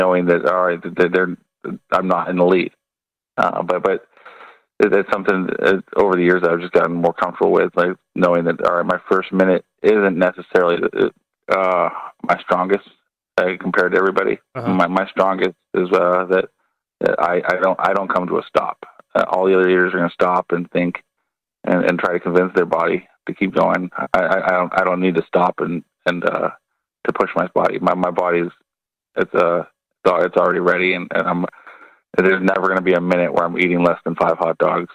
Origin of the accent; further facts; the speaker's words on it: California, United States; moved away; I'm from California